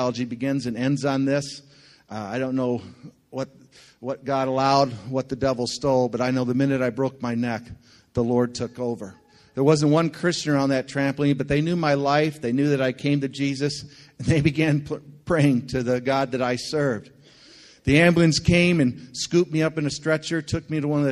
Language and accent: English; Linden, Michigan, United States; moved away as an adult; also born or lived in Thailand / Philippines; I was born and raised in this area. I grew up on Lake Shannon, went to Linden Schools my whole life